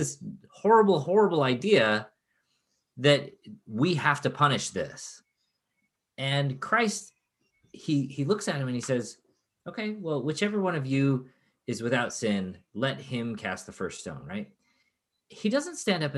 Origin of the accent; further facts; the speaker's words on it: Chicago, Illinois, United States; When I was a kid, I grew up in Chicago